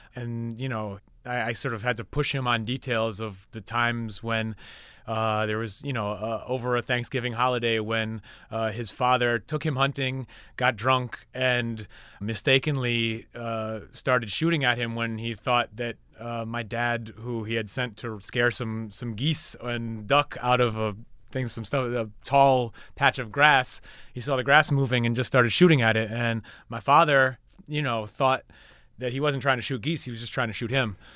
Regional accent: New York, United States; I'm from New York

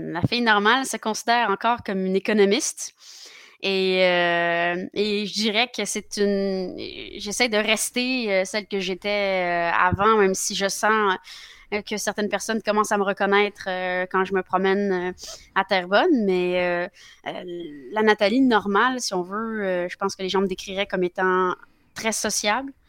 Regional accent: Fontainebleau, Île-de-France, France; born there; Et donc, je suis née euh, à Fontainebleau, en France. c'est là que j'ai commencé ma vie.

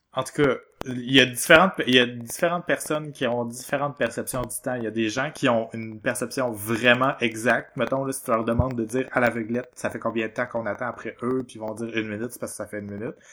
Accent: Quebec, Canada; on est québécois

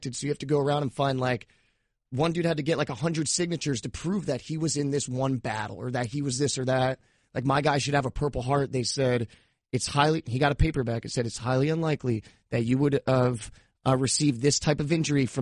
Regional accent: Cape May, New Jersey, United States; moved away; also born or lived in Florida; growing up in South Jersey, I grew up in Cape May, like, right by the beach.

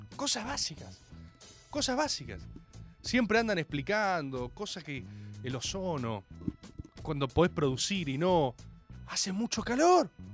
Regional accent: Buenos Aires, Argentina; Yo soy argentino.

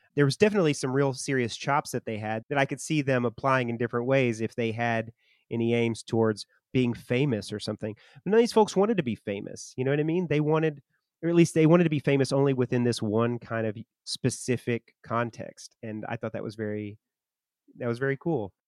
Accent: Arkansas, United States; my hometown in Arkansas

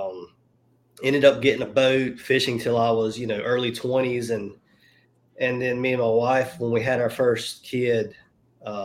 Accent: Mobile, Alabama, United States; I'm from Mobile, Alabama. So most of my friends down here do saltwater fishing

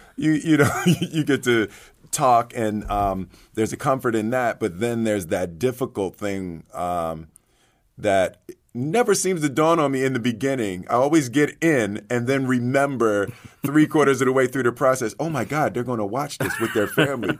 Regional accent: Philadelphia, Pennsylvania, United States; I grew up in Philly, you know, with my, my Philadelphia Eagles

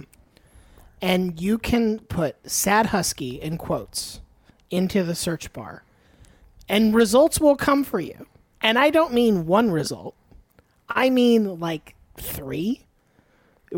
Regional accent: Florida, United States; now in New York, United States; I grew up in Florida, and I don't think I saw snow

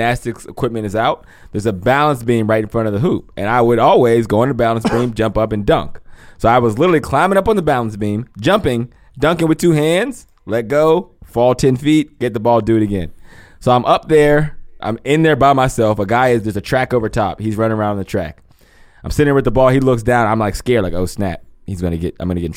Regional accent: Pennsylvania, United States; moved away as an adult; also born or lived in Ohio; I was born and raised in Pennsylvania, I went to college, obviously, at 18, and I was in Ohio all the way till I was 33.

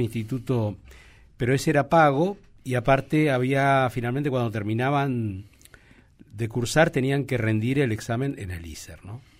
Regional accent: Argentina; nuestro país

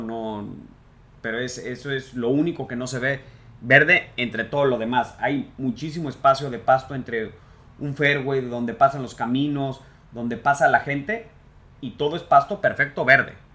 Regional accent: Mexico; no visitaríamos como golfistas mexicanos nunca

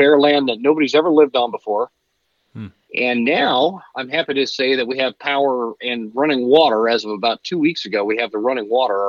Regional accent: Utah, United States; I grew up in Utah, and spent a lot of time in Utah, Idaho, and Wyoming

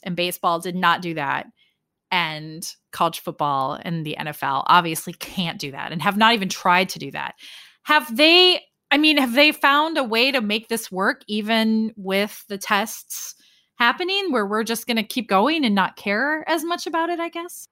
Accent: Sioux Falls, South Dakota, United States; Sioux Falls, South Dakota, my hometown

